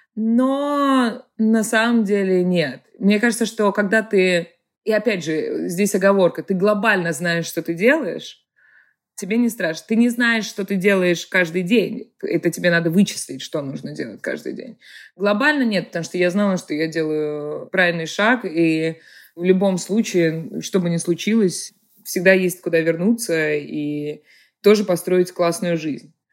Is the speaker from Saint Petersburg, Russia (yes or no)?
yes; Saint Petersburg, Russia; moved away as an adult; now in United States; Я родилась в Петербурге и выросла в Петербурге.